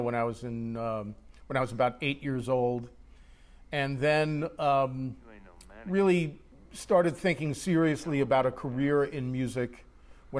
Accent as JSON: {"language": "English", "area": "Long Island", "region": "New York", "country": "United States", "tie": "born or raised there", "said": "I grew up on Long Island."}